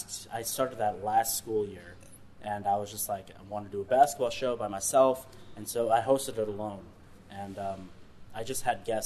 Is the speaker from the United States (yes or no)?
no; Pakistan; You know, I'm a Pakistani. He's an Indian.